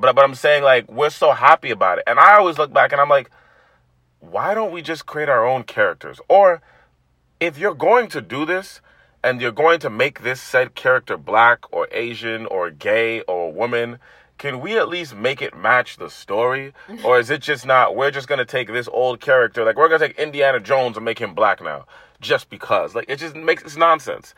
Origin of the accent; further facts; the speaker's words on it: Toronto, Ontario, Canada; growing up in a black household, and especially growing up in Toronto